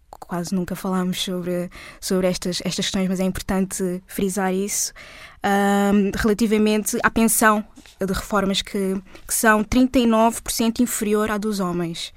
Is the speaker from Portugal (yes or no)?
yes; Portugal; Eu sou portuguesa e negra. Sou portuguesa negra.